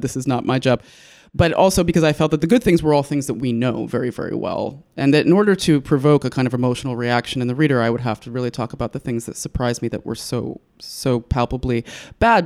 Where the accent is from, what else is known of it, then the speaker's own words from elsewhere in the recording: United States; moved away as an adult; now in Istanbul, Turkey; I as an American